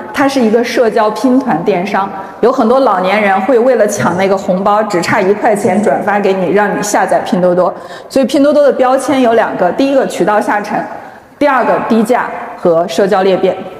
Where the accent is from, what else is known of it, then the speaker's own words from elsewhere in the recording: Zhengzhou, Henan, China; 我是地道的土生土长的郑州人， 啊， 我初中在八中念的，高中在艺高